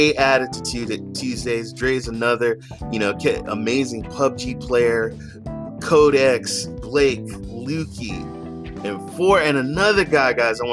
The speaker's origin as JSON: {"language": "English", "region": "North Carolina", "country": "United States", "tie": "born or raised there", "moved": "yes", "lives_now": "California, United States", "said": "I live in California, but my home state is North Carolina"}